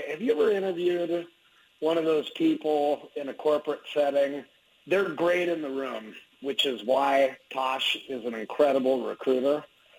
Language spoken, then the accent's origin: English; Eugene, Oregon, United States; now in Albuquerque, United States; I actually live in Albuquerque. I say I'm from Eugene because that's where I became a man.